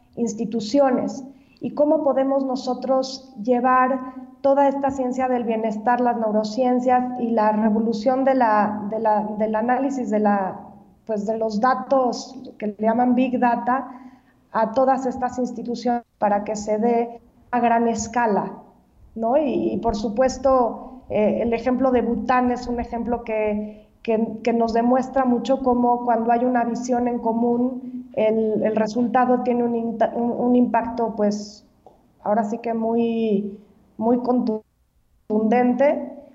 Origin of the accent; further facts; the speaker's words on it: Mexico; nosotros viéramos como mexicanos